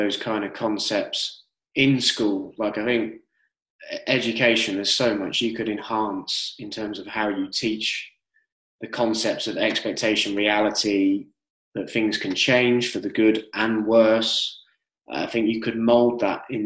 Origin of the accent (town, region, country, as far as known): United Kingdom